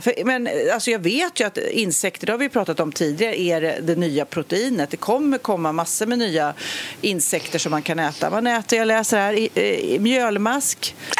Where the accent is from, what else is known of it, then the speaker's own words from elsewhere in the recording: Sweden; som svensk